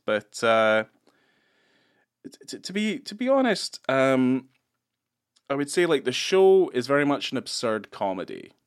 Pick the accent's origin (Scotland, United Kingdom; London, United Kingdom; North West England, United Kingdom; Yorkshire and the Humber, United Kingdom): Scotland, United Kingdom; moved away; I grew up in Scotland